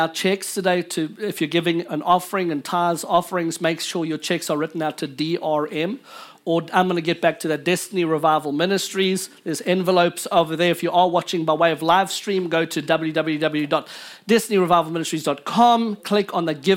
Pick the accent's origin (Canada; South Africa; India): South Africa; now in United States; I come from South Africa